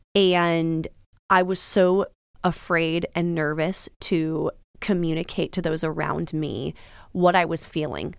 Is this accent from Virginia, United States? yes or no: no; Washington, United States; moved away as an adult; now in Florida, United States; I'm originally from Washington